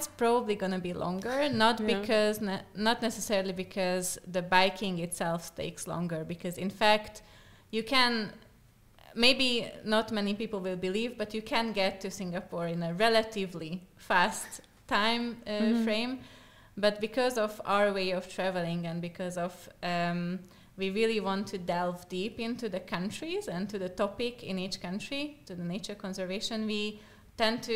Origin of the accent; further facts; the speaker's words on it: Slovakia; first language Slovak; English is a second language; I'm from Slovakia